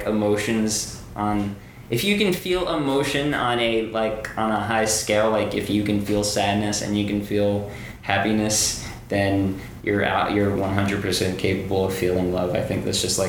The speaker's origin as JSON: {"language": "English", "town": "New York City", "region": "New York", "country": "United States", "tie": "born or raised there", "also_born_or_lived": "New Zealand", "said": "I grew up here in New York City. I grew up in the Bronx"}